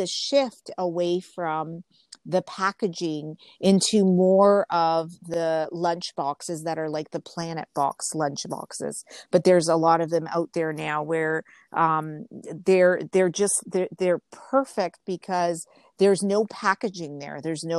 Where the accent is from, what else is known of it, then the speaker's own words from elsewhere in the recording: Genoa, Liguria, Italy; when I got off the airplane and was driving into where I grew up in Genova, they were everywhere.